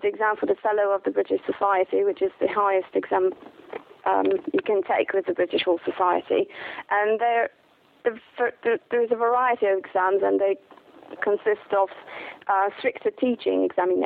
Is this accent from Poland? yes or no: yes; Poland; also born or lived in London, England; now in England; I'm originally from Poland